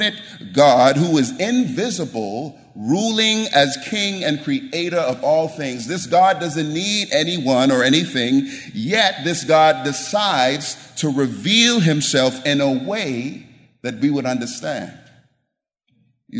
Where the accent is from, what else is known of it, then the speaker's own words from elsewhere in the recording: the deep South, United States; moved away as an adult; I'm from the deep South. I'm from the island, so you can't get any more Southern than me